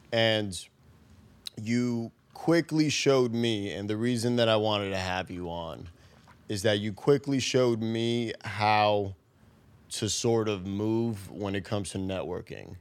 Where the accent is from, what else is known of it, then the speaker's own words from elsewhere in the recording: New York City, New York, United States; I grew up in the Bronx